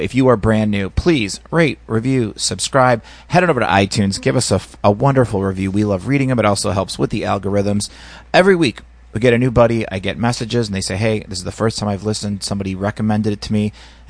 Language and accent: English; Indiana, United States; I come from Indiana